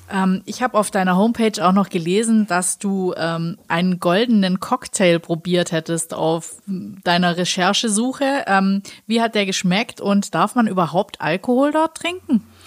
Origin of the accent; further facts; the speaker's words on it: Black Forest, Baden-Württemberg, Germany; komme ich ja aus dem Schwarzwald